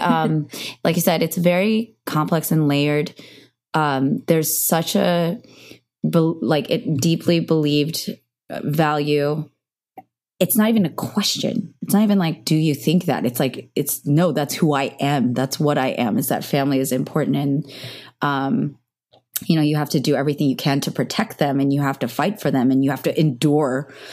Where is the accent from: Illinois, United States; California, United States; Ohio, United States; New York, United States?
California, United States; Cupertino; I grew up in Cupertino, which is really diverse